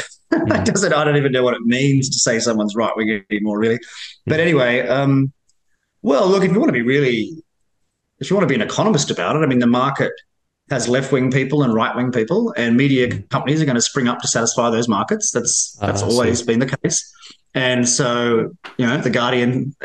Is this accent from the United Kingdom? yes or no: no; Australia; accent: Australian; moved away as an adult; now in Washington, United States; all the Australian journalists I talk to here in Washington, we always comment about how extremely well-received our accent is